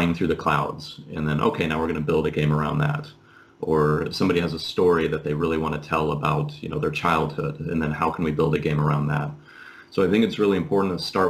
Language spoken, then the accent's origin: English; Seattle, Washington, United States; moved away as an adult; also born or lived in San Clemente, California; now in Finland; I'm from Seattle originally